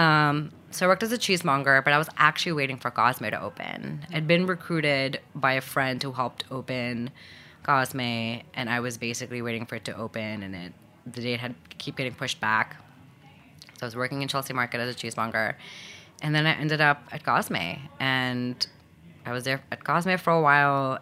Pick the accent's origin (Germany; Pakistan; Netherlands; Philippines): Pakistan; Lahore, Punjab; moved away as an adult; also born or lived in Abu Dhabi, United Arab Emirates / New York, United States; now in United States; And so we moved back when I was just one. And, and then I was raised in Pakistan